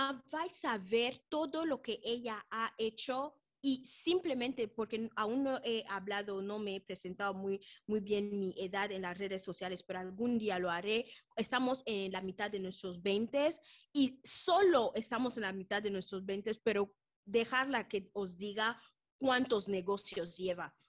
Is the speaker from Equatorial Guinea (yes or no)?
yes; Malabo, Equatorial Guinea; moved away; venimos de Guinea Ecuatorial, hemos ido al liceo, al Colegio Francés de Malabo